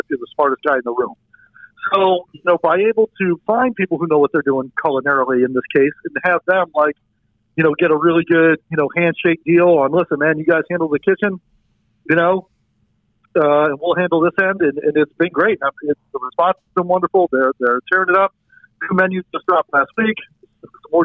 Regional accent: New Orleans, Louisiana, United States; moved away as an adult; also born or lived in Chicago, Illinois; now in Blue Island, United States; I was born and raised in New Orleans. I moved to Chicago in the late 90s

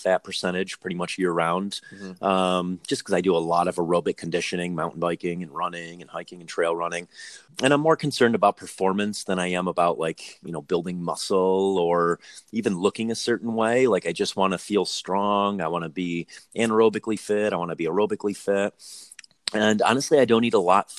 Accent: Northeast, United States; moved away; I come from the Northeast where there's a big perception around like working and not working.

